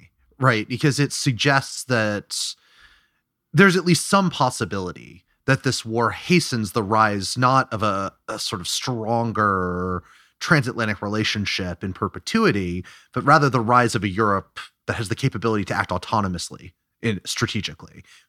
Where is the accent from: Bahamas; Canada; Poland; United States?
United States; as an American and an American politics observer